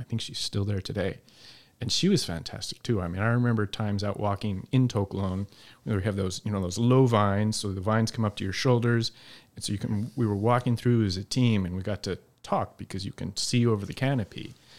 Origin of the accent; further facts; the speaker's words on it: Salt Lake City, Utah, United States; moved away; also born or lived in Eastern Washington; I grew up in Salt Lake City with no connections to the business